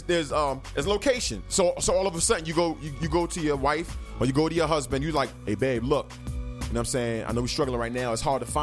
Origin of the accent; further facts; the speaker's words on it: New York, United States; moved away; we're from New York